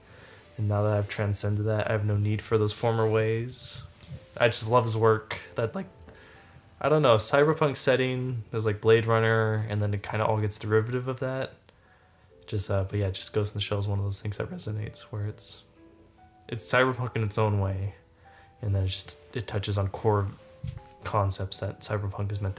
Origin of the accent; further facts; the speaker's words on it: United States; our American lifestyle